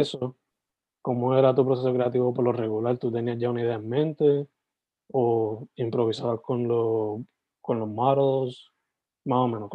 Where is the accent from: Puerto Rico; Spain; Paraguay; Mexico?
Puerto Rico; Sabana Grande; soy de Sabana Grande originalmente